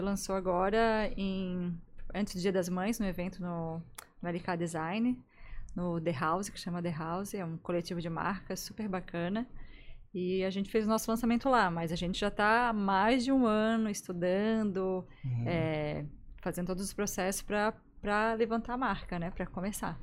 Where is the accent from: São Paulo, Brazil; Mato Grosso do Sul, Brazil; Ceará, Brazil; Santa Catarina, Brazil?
Santa Catarina, Brazil; Gaspar; now in Florianópolis, Brazil; eu sou de Gaspar